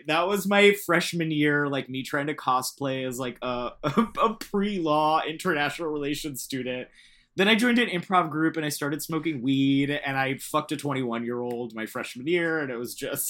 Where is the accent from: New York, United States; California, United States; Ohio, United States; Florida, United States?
Florida, United States; Central; moved away as an adult; I grew up in Central Florida in a like Catholic Puerto Rican family.